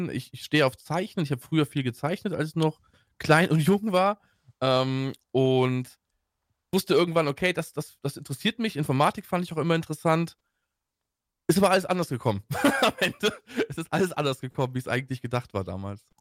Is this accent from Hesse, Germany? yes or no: no; Troisdorf, North Rhine-Westphalia, Germany; ich bin ähm, aufgewachsen und geboren in Troisdorf. Ähm, das liegt bei Bonn.